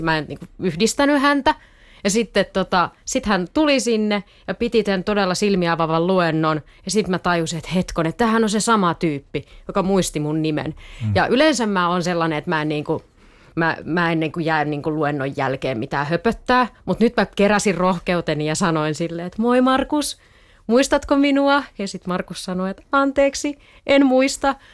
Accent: Eastern Finland, Finland; now in Tampere, Finland; mä oon siis kotosin tai asunut lapsuuteni niin kuin Itä-Suomessa

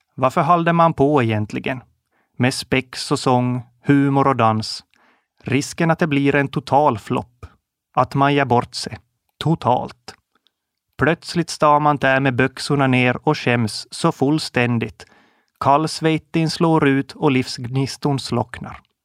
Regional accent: Kovjoki, Ostrobothnia, Finland; Jag är född och uppvuxen i Koumosan, en liten by som ligger i Österbotten, ungefär mitt i emellan Jakobstad och Vasa

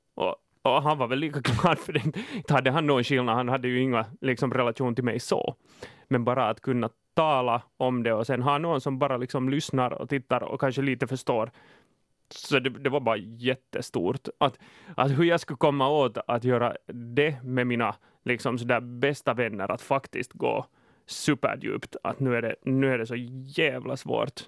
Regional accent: Finland; jag är finne

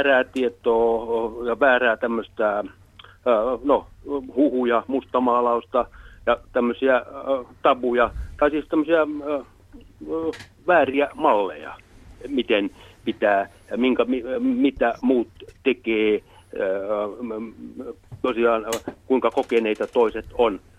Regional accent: Häme, Finland; itse mä oon kasvanut pienenä maalais, iso maalaiskartano Hämeessä, jossa yhteisö piti huolta.

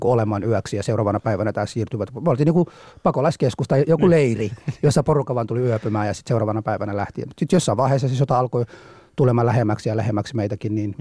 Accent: Mogadishu, Banadir, Somalia; Finnish is a second language; now in Finland; Mogadishussa kyllä synnyin silloin ja elänyt siellä, kunnes sitten se sota alkoi

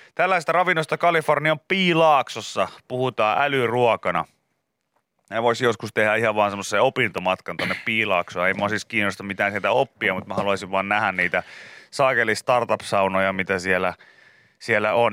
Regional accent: Pori, Satakunta, Finland; mä oon tietysti kotoisin niin Porista

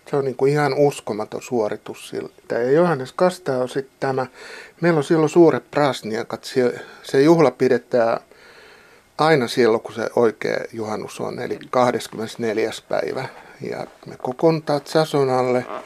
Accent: Pori, Satakunta, Finland; accent: Pori dialect; moved away as an adult; now in Valtimo, Finland; mä oon Porista kotosi, niin kuin kyllä kaikki huomaa. Että mä oon ollut täällä nyt kymmenen vuotta. Ja mä oon tullut työperässä ja se pori murre, koska se on mun lapsuuden murre, niin se ei sillä häviä.

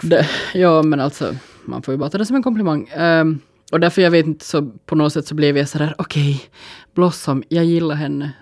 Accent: Finland; som finnar

